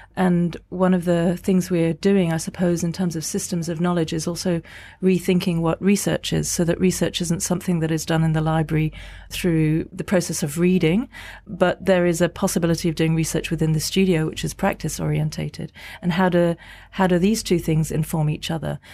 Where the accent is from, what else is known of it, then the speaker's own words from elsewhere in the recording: Singapore; now in London, United Kingdom; I'm an artist based in, in London. I'm from Singapore originally.